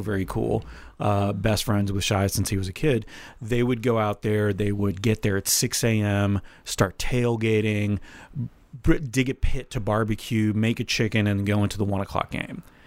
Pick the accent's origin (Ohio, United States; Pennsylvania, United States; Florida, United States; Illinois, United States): Florida, United States; I grew up in Florida, like Tampa, Jacksonville, Miami